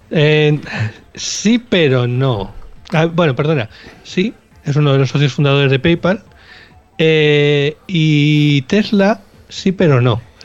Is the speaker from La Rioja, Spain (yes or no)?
no; Bilbao, Basque Country, Spain; nosotros somos de Bilbao